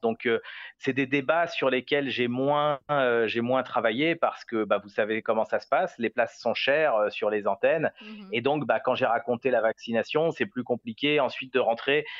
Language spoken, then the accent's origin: French; France; moved away as an adult; now in Jerusalem, Israel; je suis français attaché à mon pays